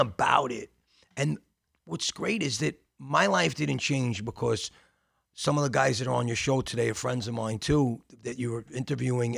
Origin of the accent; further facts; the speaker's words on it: New York City, New York, United States; also born or lived in Bensonhurst, Brooklyn; I grew up in Gravesend, Bensonhurst